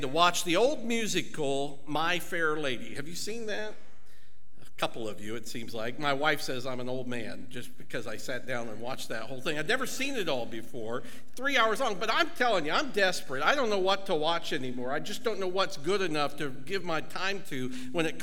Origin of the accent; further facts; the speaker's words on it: Ohio, United States; accent: southern